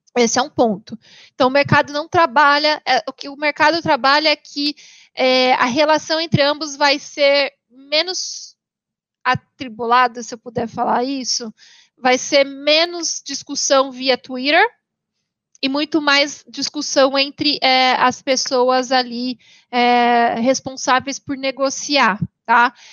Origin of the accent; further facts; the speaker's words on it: Paraná, Brazil; now in São Paulo, Brazil; eu moro hoje em São Paulo, mas eu sou paranaense